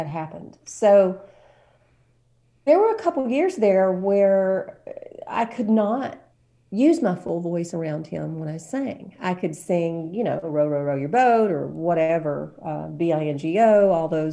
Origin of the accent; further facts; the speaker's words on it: Washington County, Alabama, United States; moved away as an adult; also born or lived in Monroeville, Alabama / New York City; But I was raised in Washington County